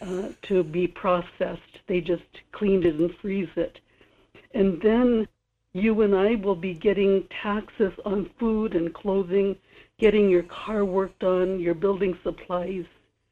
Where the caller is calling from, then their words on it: Kodiak, Alaska, United States; in Kodiak.